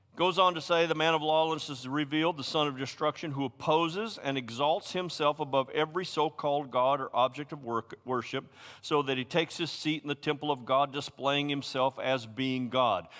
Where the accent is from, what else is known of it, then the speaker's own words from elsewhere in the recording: Tennessee, United States; I'm a hillbilly from Tennessee